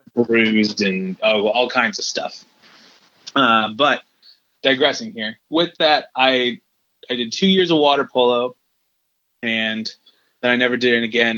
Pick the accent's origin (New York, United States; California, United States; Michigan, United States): Michigan, United States; Detroit; moved away; I was born in Detroit originally